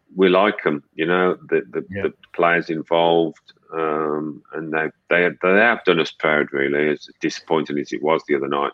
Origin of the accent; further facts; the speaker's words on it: Birmingham, West Midlands, United Kingdom; I'm from Birmingham.